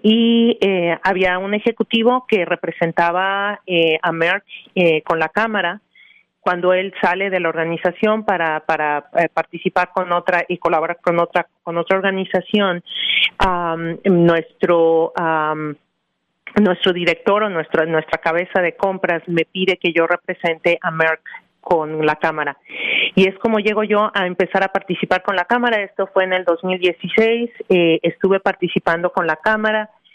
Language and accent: Spanish; Mexico City, Mexico; born or raised there; moved away as an adult; now in New Jersey, United States